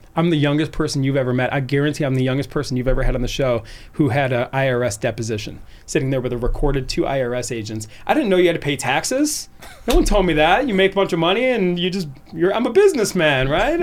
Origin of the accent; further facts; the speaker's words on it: Cleveland, Ohio, United States; moved away as an adult; also born or lived in Arizona; I was born and raised in Cleveland